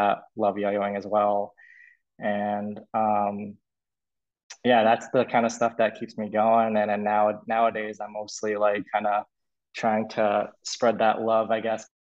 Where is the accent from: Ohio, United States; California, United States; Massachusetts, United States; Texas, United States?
Massachusetts, United States; I'm from Massachusetts